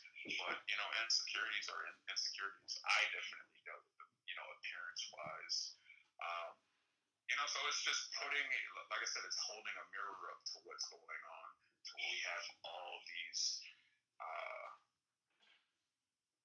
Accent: the South, United States; also born or lived in Miami, United States; now in Los Angeles, United States; I grew up in the South as well

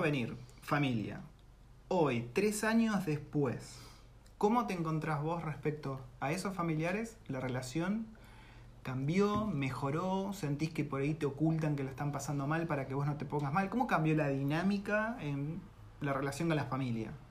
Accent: Campana, Buenos Aires Province, Argentina; moved away as an adult; De Campana, ciudad industrial

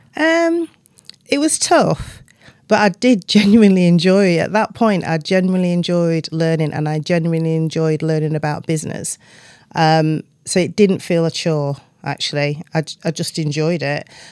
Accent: Doncaster, Yorkshire and the Humber, United Kingdom; moved away; growing up in Doncaster in the nineteen seventies

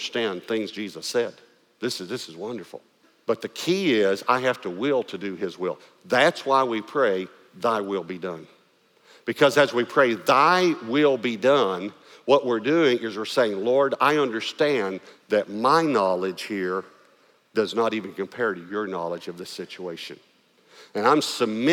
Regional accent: East Texas, United States; accent: East Texas; I had to try to lose my East Texas accent

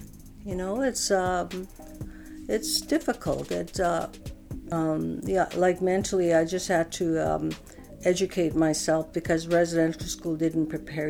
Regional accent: Saddle Lake, Alberta, Canada; loosely translated into English. And I originally hail from Saddle Lake, Alberta. I went to a residential school in Blue Quills.

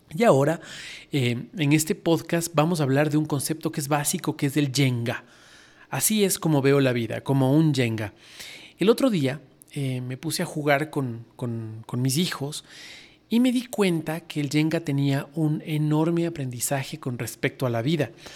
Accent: Ecuador; soy ecuatoriano

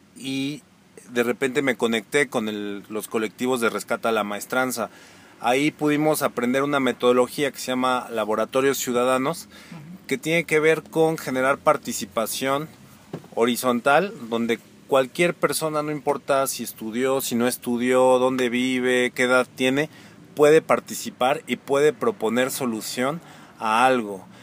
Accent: Pachuca, Hidalgo, Mexico; moved away as an adult; now in Cholula, Mexico; Yo soy de aquí de Pachuca, que nací en el 84. Viví en la calle de Guerrero como hasta los 12, 13 años y luego ya de ahí me fui a vivir a Santa Julia

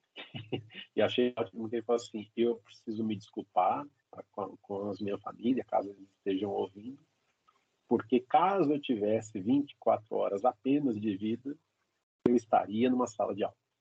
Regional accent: São Paulo, Brazil; a gente é de São Paulo

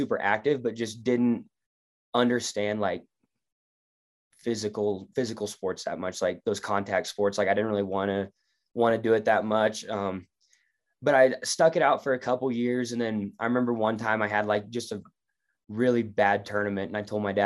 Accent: Clay Center, United States; I'm from Clay Center

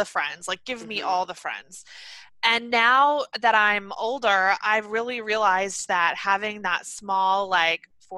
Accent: Atlanta, Georgia, United States; moved away; I'm from Atlanta

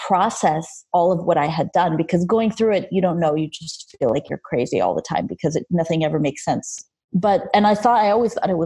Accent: Los Angeles, California, United States; English is a second language; also born or lived in Armenia; I grew up in Los Angeles, Armenia, because I'm from Armenia. I was born there, but I moved to LA when I was a kid

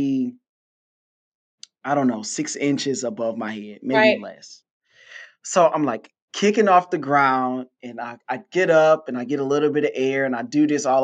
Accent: Detroit, Michigan, United States; now in Houston, United States; I am from Detroit

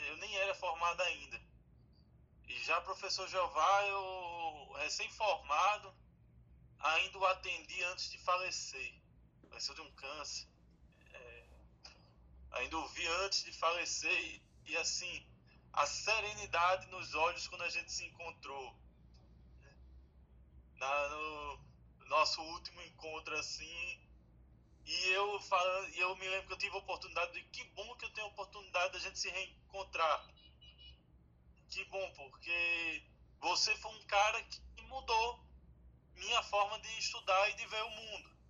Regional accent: Vitória de Santo Antão, Pernambuco, Brazil; moved away; Você imagina, da minha turma de colégio, só eu saí de Vitória, né? O restante de tudo ficou.

